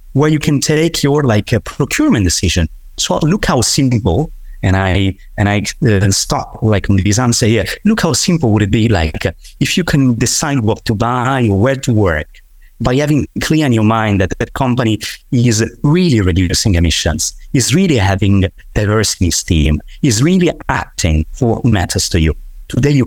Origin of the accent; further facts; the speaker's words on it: Tuscany, Italy; I come from Tuscany. I come from one of those territories where nature is absolutely everything.